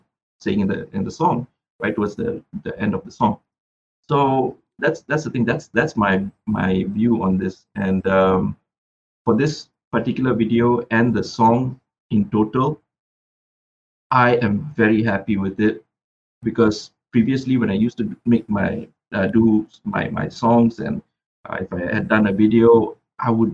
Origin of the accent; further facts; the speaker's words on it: Butterworth, Penang, Malaysia; moved away; I was in my hometown, Butterworth, for a long period of time